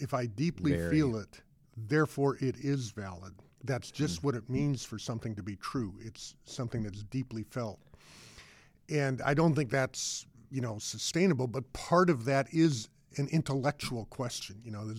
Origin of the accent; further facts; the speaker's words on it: Boulder, Colorado, United States; You know, mine, I grew up in Boulder, Colorado, but attended to a big public high school.